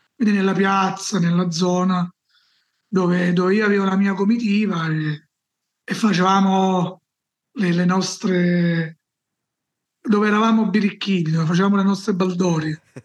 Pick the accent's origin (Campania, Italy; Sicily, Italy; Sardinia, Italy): Campania, Italy; Salerno; Io sono nato nel sud Italia, a Salerno, una città vicino, dove Salerno è conosciuta, diciamo, vicino Napoli, in Campania